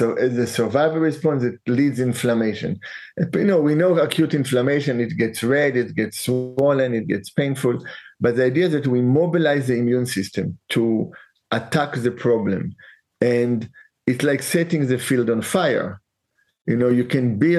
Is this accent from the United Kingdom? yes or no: no; Israel; now in San Francisco, United States; when I was 12 years old in Israel, so over 50 years ago